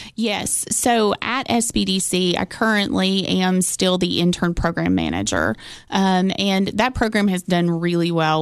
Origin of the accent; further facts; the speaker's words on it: Cookeville, Tennessee, United States; growing up in Cookville